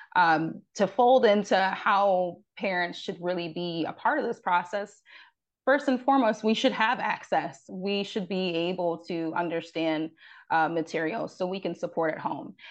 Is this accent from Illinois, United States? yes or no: no; Rochester, New York, United States; as I am from upstate New York, I'm from Rochester.